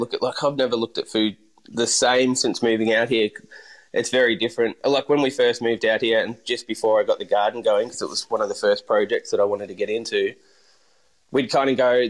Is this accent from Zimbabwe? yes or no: no; Bendigo, Victoria, Australia; also born or lived in London, United Kingdom; So after I grew up in Bendigo, I started my apprenticeship there with the Van Handel's first restaurant, Clogs. Moved to Melbourne